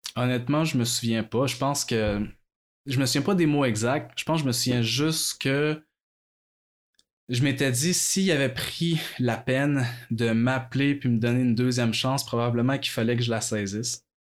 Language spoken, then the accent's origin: French; Quebec City, Quebec, Canada; je suis né à Québec. À vrai j'ai toujours vécu à Québec.